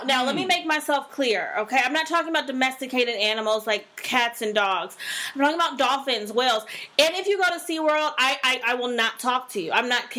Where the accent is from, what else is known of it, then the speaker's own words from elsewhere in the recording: Ohio, United States; we're from Ohio